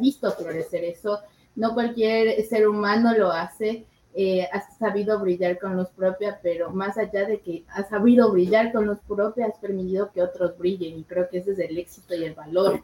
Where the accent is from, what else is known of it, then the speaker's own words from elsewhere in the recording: Ecuador; como ecuatorianos